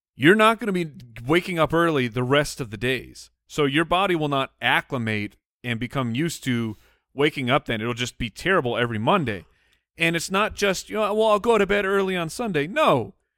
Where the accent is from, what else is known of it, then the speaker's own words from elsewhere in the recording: Arizona, United States; we grew up in Arizona